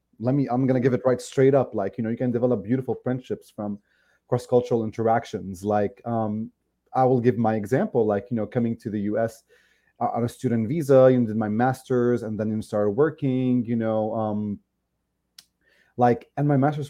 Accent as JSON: {"language": "English", "country": "Lebanon", "tie": "born or raised there", "moved": "as an adult", "lives_now": "United States", "said": "I grew up in Lebanon, you know, in Lebanon, we think that like, okay, we're all Lebanese"}